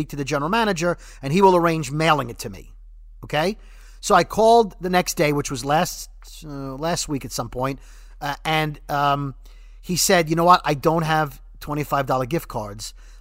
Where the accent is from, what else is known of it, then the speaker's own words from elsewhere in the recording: New York City, New York, United States; moved away; I'm from Brooklyn